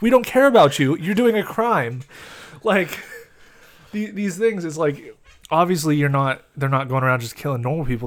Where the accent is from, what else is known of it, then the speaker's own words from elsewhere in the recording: United States; we're American